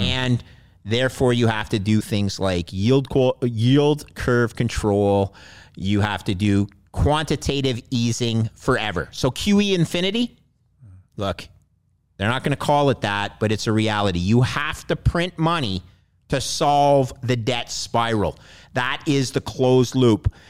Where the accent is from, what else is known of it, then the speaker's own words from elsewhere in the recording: Montreal, Quebec, Canada; I grew up in Montreal